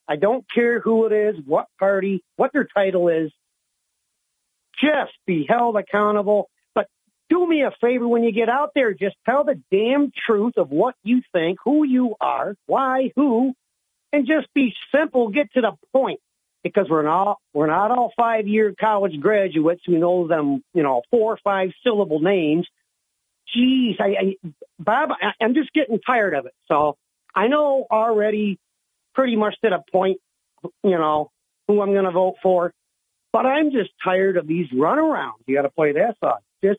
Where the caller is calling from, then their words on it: Owego, New York, United States; from Owego